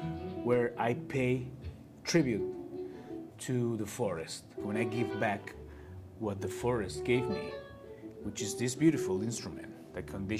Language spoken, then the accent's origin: English; Spain; I'm from Spain